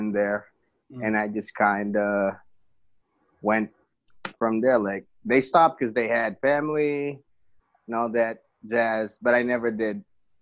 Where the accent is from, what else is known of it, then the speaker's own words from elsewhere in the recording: Philippines; moved away as an adult; now in United States; I was born in the Philippines and moved here on 2012 and been living here since